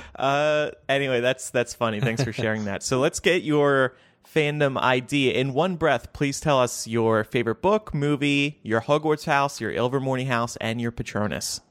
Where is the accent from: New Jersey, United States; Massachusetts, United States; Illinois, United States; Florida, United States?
New Jersey, United States; I grew up in New Jersey